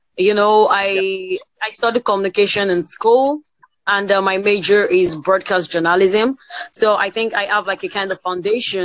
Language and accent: English; Nigeria; I'm from Nigeria